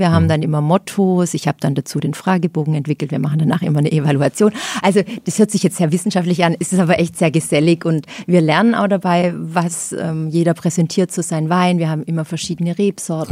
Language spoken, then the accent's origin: German; Lauffen am Neckar, Baden-Württemberg, Germany; also born or lived in Kandel, Rhineland-Palatinate / Heilbronn; meine Eltern sind zur Einschulung nach Laufen gezogen. Dort ähm, bin ich dann auch aufs Gymnasium